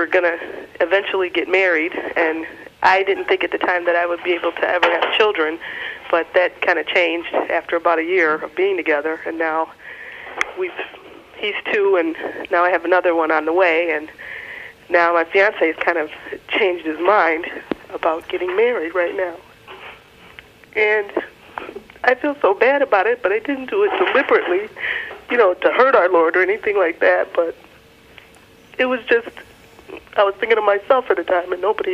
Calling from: Chicago, Illinois, United States; I'm calling from Chicago.

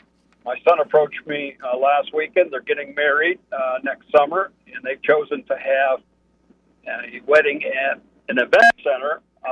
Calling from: Fort Worth, Texas, United States; I'm from Fort Worth

